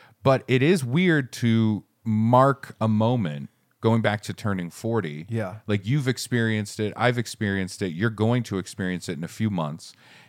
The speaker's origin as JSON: {"language": "English", "region": "Maine", "country": "United States", "tie": "born or raised there", "said": "I grew up in Maine where it's like the cold is the cold."}